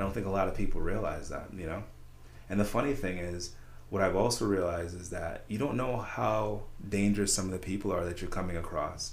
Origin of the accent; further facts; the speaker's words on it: Saratoga, United States; I grew up in Saratoga